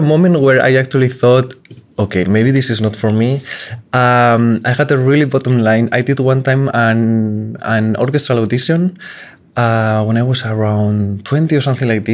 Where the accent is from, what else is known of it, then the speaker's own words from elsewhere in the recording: Salamanca, Castile and León, Spain; moved away; my hometown in Salamanca